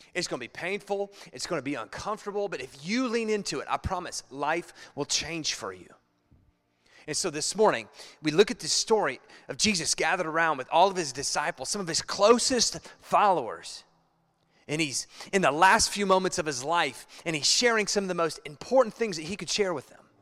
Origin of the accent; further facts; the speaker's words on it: Ohio, United States; now in Chicago, United States; I'm from Ohio, and Ohio, we're hillbillies. And so we say we bow up